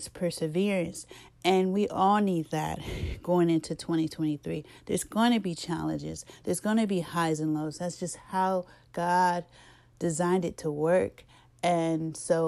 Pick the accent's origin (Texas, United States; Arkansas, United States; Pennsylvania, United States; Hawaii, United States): Arkansas, United States; because I'm from Arkansas.